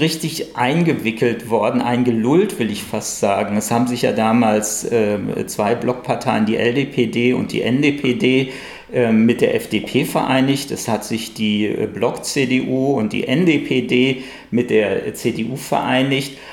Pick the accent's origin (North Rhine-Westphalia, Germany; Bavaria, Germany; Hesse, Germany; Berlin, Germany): Hesse, Germany; moved away; dass meine Karriere wirklich im Westen angefangen hat, wo ich aufgewachsen bin, in Hessen.